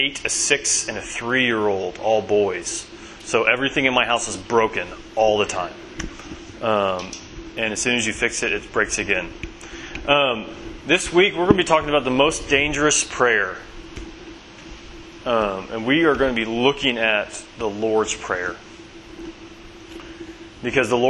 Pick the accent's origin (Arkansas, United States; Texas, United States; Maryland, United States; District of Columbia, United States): Arkansas, United States; Bentonville; moved away as an adult; now in Somerville, United States; I'm originally from Bentonville, Arkansas